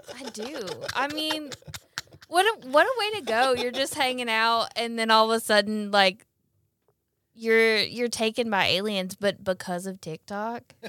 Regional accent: Brandon, Mississippi, United States; also born or lived in Jackson; I'm from Jackson. Live in Jackson, grew up in Brandon

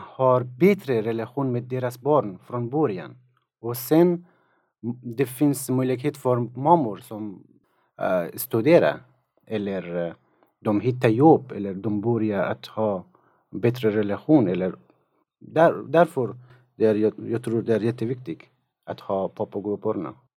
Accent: Afghanistan; Swedish is a second language; moved away as an adult; also born or lived in Tokyo, Japan; now in Sweden; Jag kommer från Afghanistan. Jag har bott i Sverige i tre år

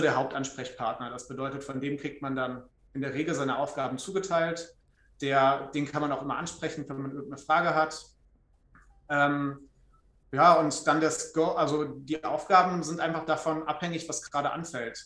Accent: Trier, Rhineland-Palatinate, Germany; moved away as an adult; also born or lived in Freiburg; ich komme aus Trier gebürtig, habe dann natürlich mein Abi dort gemacht

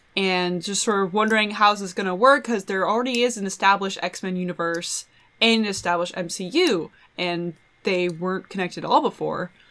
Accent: Washington, United States; I'm from Washington.

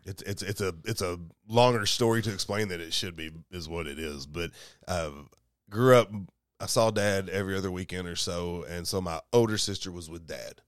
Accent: Columbia, Kentucky, United States; moved away; I grew up in Kentucky about two hours away from here

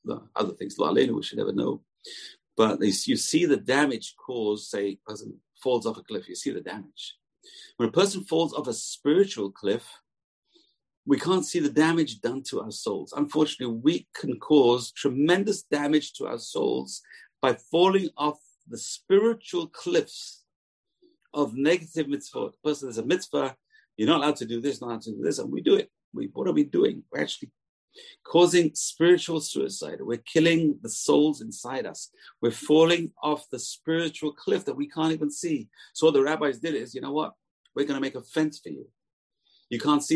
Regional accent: England, United Kingdom; moved away; I was raised in England

